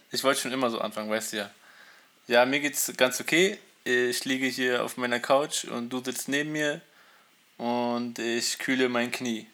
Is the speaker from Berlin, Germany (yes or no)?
yes; Berlin, Germany; ich wohne noch nicht so lange hier im Osten Berlins. Also ich bin in Berlin geboren, aber im Westen